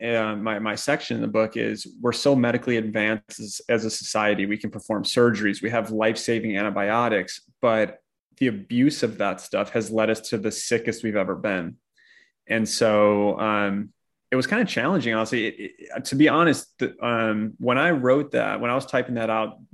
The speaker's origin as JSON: {"language": "English", "town": "Chicago", "region": "Illinois", "country": "United States", "also_born_or_lived": "Orange County", "moved": "yes", "said": "I'm originally from Chicago"}